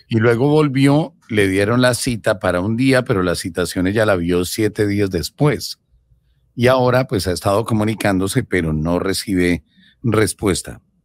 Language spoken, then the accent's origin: Spanish; Colombia; nosotros somos colombianos